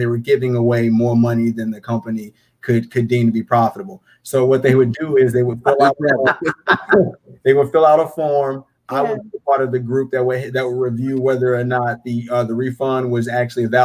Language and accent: English; Charlotte, North Carolina, United States; born and raised in Charlotte.